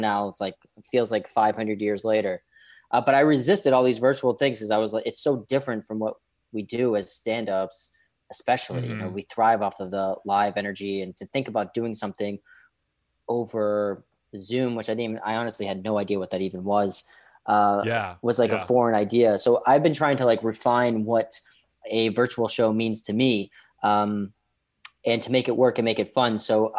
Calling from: New York City, New York, United States; I'm coming in from New York City, so the old Wuhan of the United States, we've survived it.

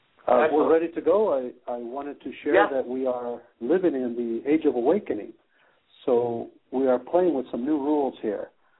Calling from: Netherlands; I am calling in from Skype on Netherlands. Yes, Holland time.

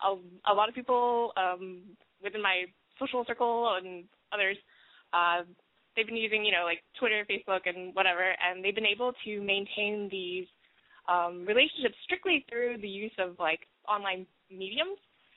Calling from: Texas, United States; Okay, so I'm 22 from Texas and a student

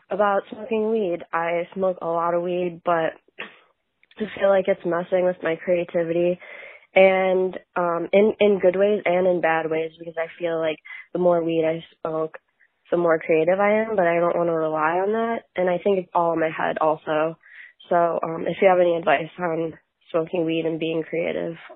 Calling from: Chicago, Illinois, United States; I'm from Chicago

